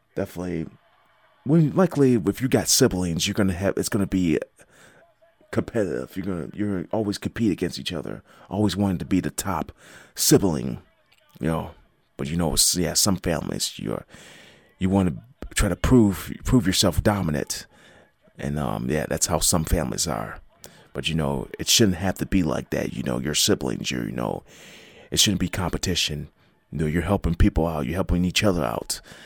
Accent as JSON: {"language": "English", "town": "Buffalo", "region": "New York", "country": "United States", "tie": "born or raised there", "said": "my hometown team is making a, has been making an impact this, um, this football season, as, um, the Buffalo Bills"}